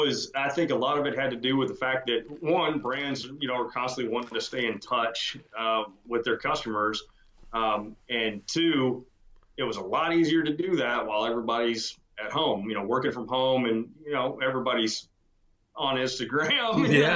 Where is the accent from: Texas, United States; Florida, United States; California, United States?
Texas, United States; also born or lived in Georgia; I was born in Georgia, which I never forgave my parents for, and got to Texas at 7 years old and haven't left and don't intend to.